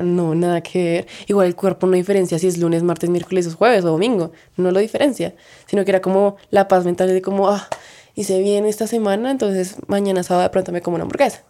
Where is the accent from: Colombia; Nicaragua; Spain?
Colombia; Bogotá, Bogotá Capital District; pues Bogotá